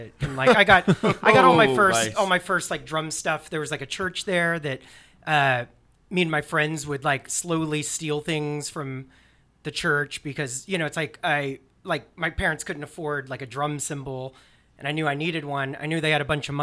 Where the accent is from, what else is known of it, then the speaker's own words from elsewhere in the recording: Alabama, United States; I grew up in Alabama